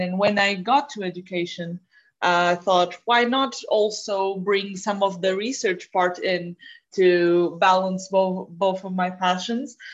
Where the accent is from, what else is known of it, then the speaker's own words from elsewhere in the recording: Portugal; I come from Portugal.